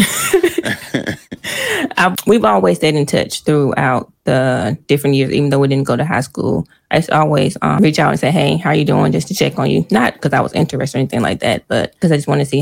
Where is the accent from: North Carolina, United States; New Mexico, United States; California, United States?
North Carolina, United States; Rocky Mount; We're both from Rocky Mount, North Carolina. And we went to the same middle school, went to different high schools